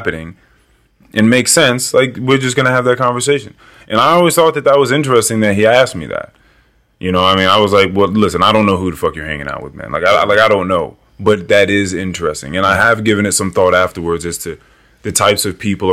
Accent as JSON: {"language": "English", "region": "Northern Virginia", "country": "United States", "said": "I'm from Northern Virginia"}